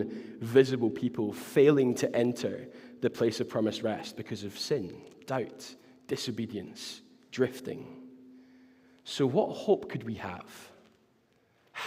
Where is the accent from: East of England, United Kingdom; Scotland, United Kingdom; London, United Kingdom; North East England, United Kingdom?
Scotland, United Kingdom; Glasgow; I was from Glasgow